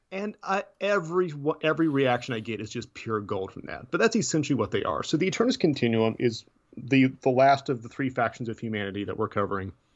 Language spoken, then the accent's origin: English; Tennessee, United States; I'm from Tennessee. I don't pronounce things right anyways